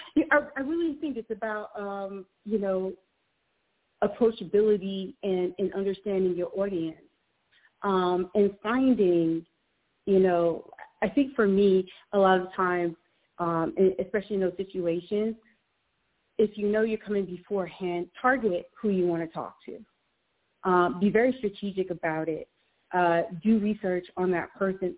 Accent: Jamaica; being Jamaican myself

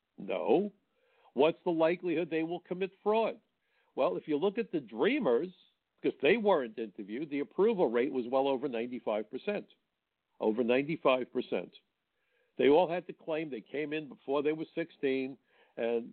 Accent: New York, United States; I'm a New Yorker

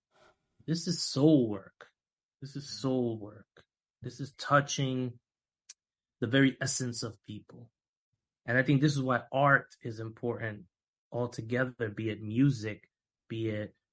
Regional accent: New York City, New York, United States; My family's from Dominican Republic. I was born here in Harlem, right? But my family's from DR

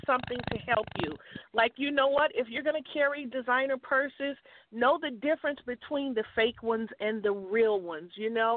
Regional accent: Chicago, Illinois, United States; I grew up in Chicago

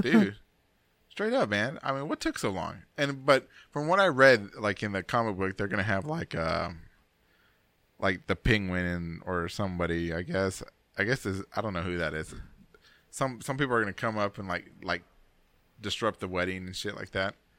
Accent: United States; I'm American, man. I'm a big American

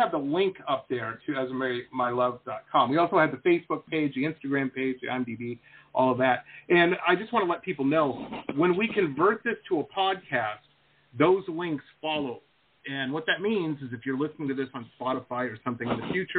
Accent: Detroit, Michigan, United States; I grew up in Metro Detroit, and I am of a certain age, and I have ridden on the Pablo boats and been to Pablo Island

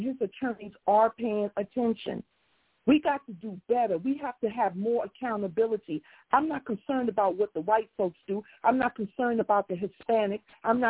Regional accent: New York City, New York, United States; I grew up in New York City

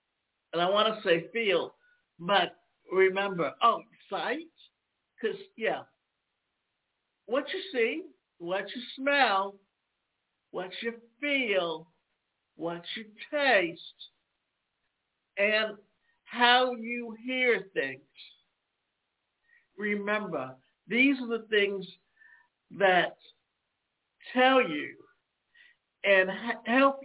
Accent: Savannah, Georgia, United States; when I was a child growing up in Savannah, Georgia

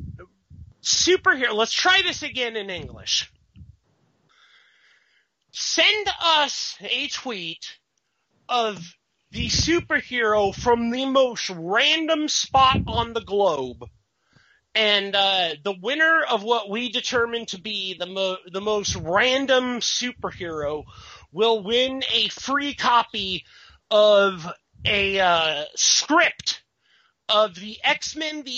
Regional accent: Bakersfield, California, United States

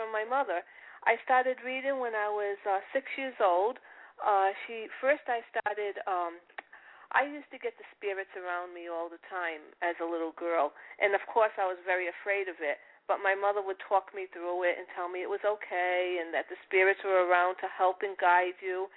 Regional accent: Providence, Rhode Island, United States; accent: Italian; moved away as an adult; now in Boston, United States; I was in Providence all my life

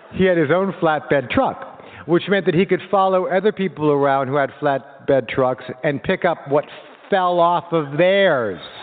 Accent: Los Angeles, California, United States; a kid like me in 1970, growing up in Los Angeles

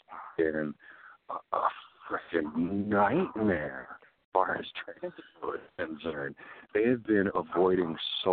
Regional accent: Chicago, Illinois, United States; also born or lived in Champaign, Illinois; now in West Coast, United States; I was born in Champaign, which is just south of you. And I was raised in Chicago

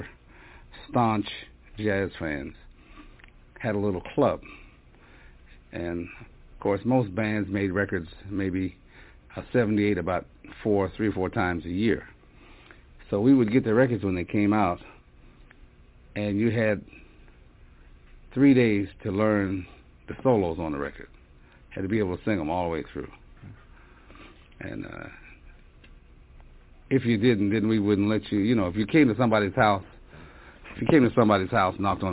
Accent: Pittsburgh, Pennsylvania, United States; moved away as an adult; also born or lived in New York; I came from Pittsburgh. You know, we had a lot of music in the theaters

